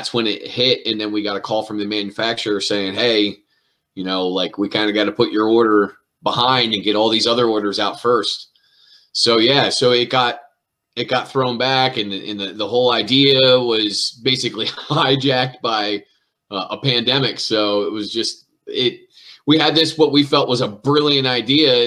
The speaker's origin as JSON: {"language": "English", "town": "Elizabethtown", "region": "Pennsylvania", "country": "United States", "tie": "born or raised there", "said": "I grew up in a town in the middle of that square called Elizabethtown"}